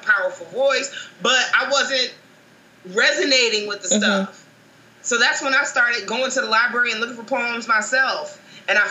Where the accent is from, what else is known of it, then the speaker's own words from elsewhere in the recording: Chicago, Illinois, United States; also born or lived in Baltimore; Did I mention from Chicago? My hometown.